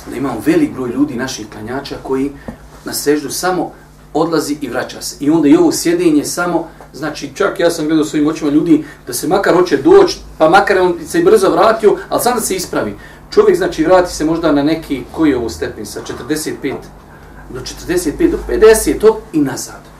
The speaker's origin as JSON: {"language": "Croatian", "country": "Bosnia & Herzegovina", "said": "kod nas u Bosni"}